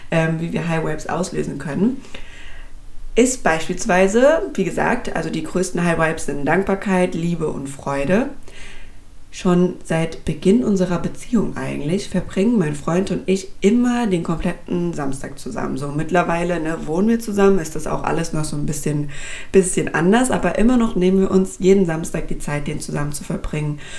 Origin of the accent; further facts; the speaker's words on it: Frankfurt, Hesse, Germany; Ich komme jetzt aus Frankfurt, das heißt bei uns ähm, ist das jetzt beispielsweise um die alte Oper rum